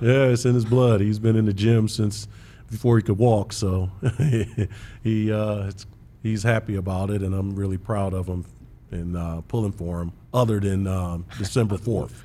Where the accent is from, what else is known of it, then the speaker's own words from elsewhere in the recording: Big Ten country, Midwest, United States; I grew up in Big Ten country